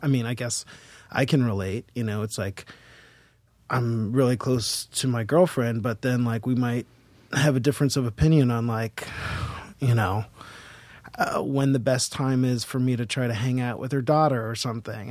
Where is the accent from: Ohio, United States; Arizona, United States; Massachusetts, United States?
Massachusetts, United States; Boston; also born or lived in Seattle; now in New York, United States; I'm from Boston